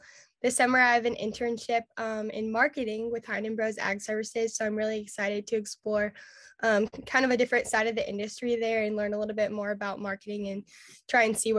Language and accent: English; Sabetha, Kansas, United States; I'm the current National Hereford Queen. I'm from Sabetha, Kansas